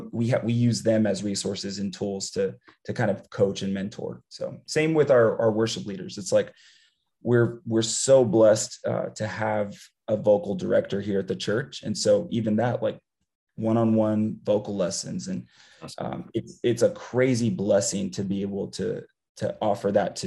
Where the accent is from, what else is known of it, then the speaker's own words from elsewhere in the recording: San Antonio, Texas, United States; moved away as an adult; I grew up born and raised in San Antonio, Texas